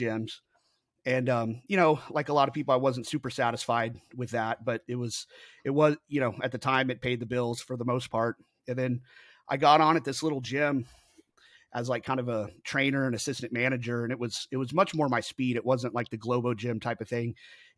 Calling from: Kingwood, Texas, United States; I am in Kingwood, Texas, which is about 30 minutes directly north of Houston, Texas.

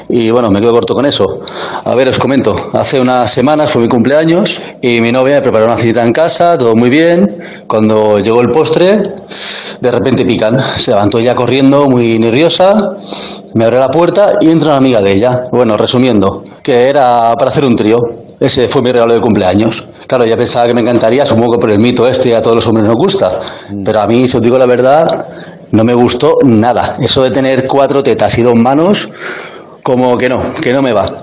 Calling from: Barcelona, Catalonia, Spain; Hola Berto, hola Andreu … de Barcelona.

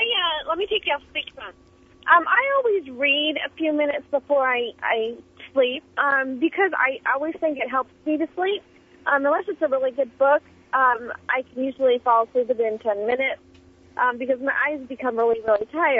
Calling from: Auburn, United States

